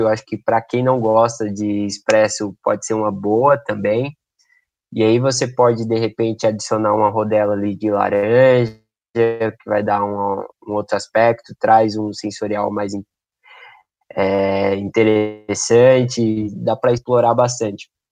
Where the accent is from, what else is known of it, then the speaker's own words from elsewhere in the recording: Brazil; nós brasileiros consumimos o café